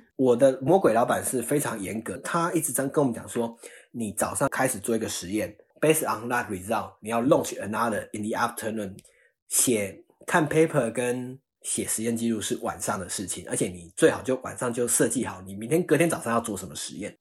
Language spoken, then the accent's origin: Chinese; Taiwan; moved away as an adult; also born or lived in Australia / United States; now in San Francisco, United States; 我那一届就是还是台湾人